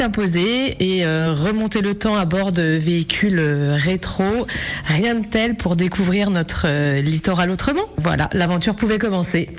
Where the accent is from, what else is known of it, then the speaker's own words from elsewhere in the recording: Lorient area, Brittany, France; moved away as an adult; Je suis revenue il y a sept ans dans ma région natale